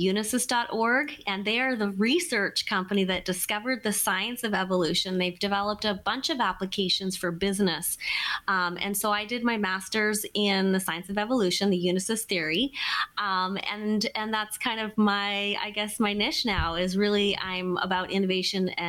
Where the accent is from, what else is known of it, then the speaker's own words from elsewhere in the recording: British Columbia, Canada; moved away as an adult; also born or lived in Alberta; now in Seattle, United States; I'm Canadian, and I grew up in British Columbia, then spent a couple years in Alberta, and then I moved here to Seattle, Washington